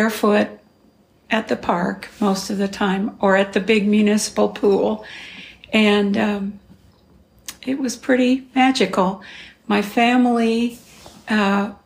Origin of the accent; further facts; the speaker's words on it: Glendale, California, United States; I was born in Glendale, California